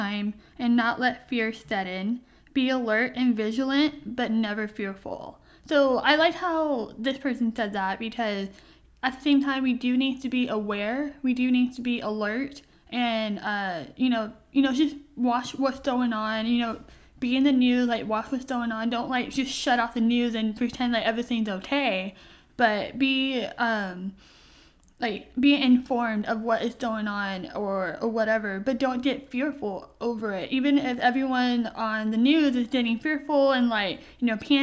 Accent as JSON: {"language": "English", "town": "Corpus Christi", "region": "Texas", "country": "United States", "tie": "born or raised there", "said": "here at my hometown"}